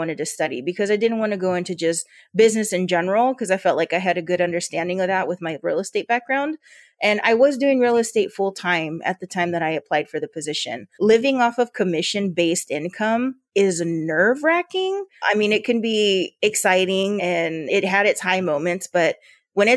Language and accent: English; Yuma, Arizona, United States; accent: border Spanish; I grew up here in Yuma